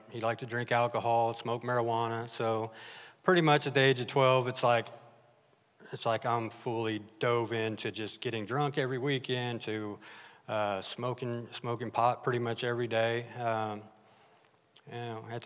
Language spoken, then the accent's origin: English; Arkansas, United States; also born or lived in California; my family moved out to Arkansas, which I loved